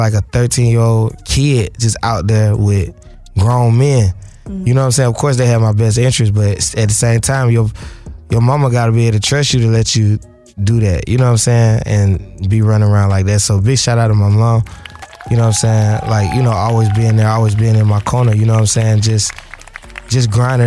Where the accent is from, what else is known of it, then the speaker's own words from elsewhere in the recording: Decatur, Georgia, United States; I'm from East Atlanta. Decatur